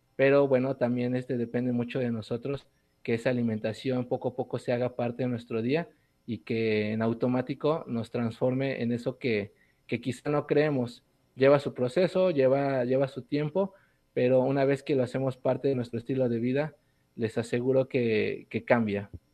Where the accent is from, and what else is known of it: Puebla, Mexico